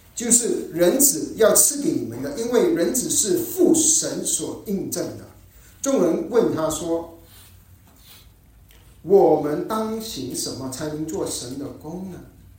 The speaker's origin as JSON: {"language": "Chinese", "country": "Malaysia", "tie": "born or raised there", "said": "我们在马来西亚成长的时候"}